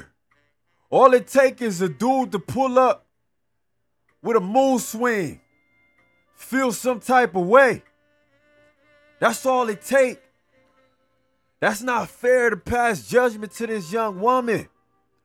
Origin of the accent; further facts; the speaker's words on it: Los Angeles, California, United States; … was murdered in my hometown.